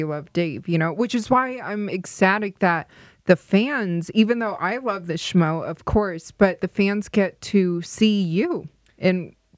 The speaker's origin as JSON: {"language": "English", "town": "Las Vegas", "region": "Nevada", "country": "United States", "tie": "born or raised there", "said": "That means we kind of grew up opposite, because I grew up in Las Vegas, which I love, of course, and especially now it's becoming that hot sports city."}